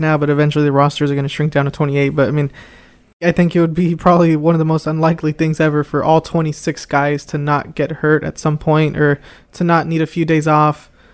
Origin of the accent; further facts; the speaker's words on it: Anaheim, California, United States; moved away; I am originally from Anaheim, California